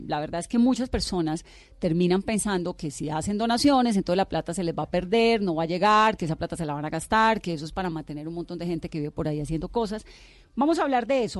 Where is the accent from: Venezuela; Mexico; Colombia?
Colombia; somos los colombianos